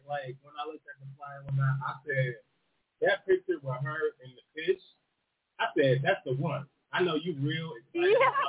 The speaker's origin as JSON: {"language": "English", "town": "Detroit", "region": "Michigan", "country": "United States", "said": "I'm from Detroit. You know what I'm saying? I'm from 7 miles on the west side."}